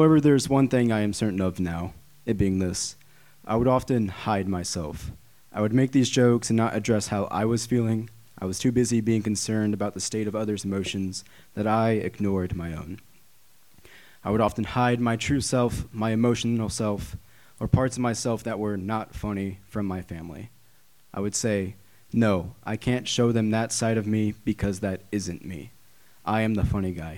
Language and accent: English; Hannibal, Missouri, United States; moved away as an adult; I grew up in Hannibal, Missouri